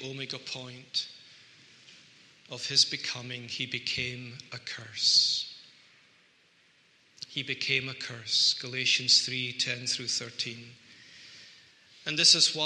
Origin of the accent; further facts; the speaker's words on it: Scotland, United Kingdom; people like me who are Scots and we don't like to talk too openly about ourselves, I think we excuse ourselves by saying, well, we are Scottish